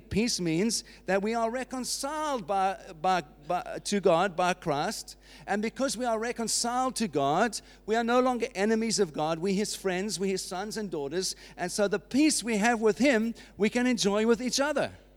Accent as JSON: {"language": "English", "country": "United Kingdom", "said": "that's what marks us as British citizens"}